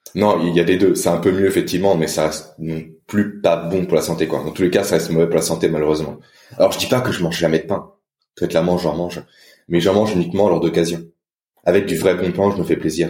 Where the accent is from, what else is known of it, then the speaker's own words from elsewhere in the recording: France; en tant que Français